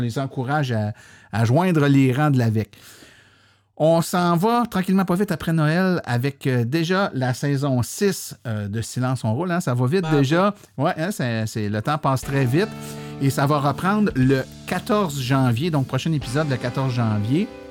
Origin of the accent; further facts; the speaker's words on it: Saint-Hyacinthe, Quebec, Canada; je suis né à Saint-Hyacinthe, je viens de là